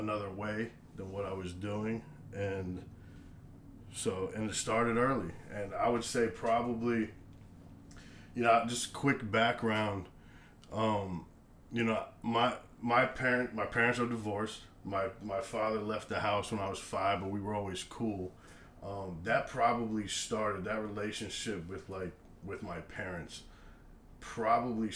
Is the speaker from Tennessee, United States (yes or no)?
no; Rockville, Maryland, United States; moved away as an adult; now in Virginia, United States; I was born and raised and lived basically in the same house for almost 25 years in Rockville, Maryland